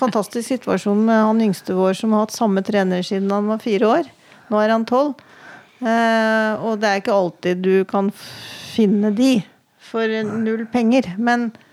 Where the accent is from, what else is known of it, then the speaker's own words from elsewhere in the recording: Redalen, Innlandet, Norway; moved away as an adult; also born or lived in Oslo; now in Hamar, Norway; jeg vokste opp i Reddalen ja. Altså utafor Gjøvik her.